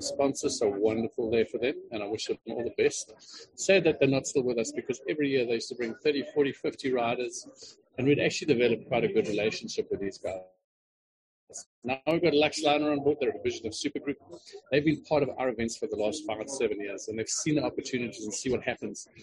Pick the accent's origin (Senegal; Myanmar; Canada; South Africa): South Africa; Queenstown, Eastern Cape; I grew up in the Eastern Cape. I grew up in a little town called Queenstown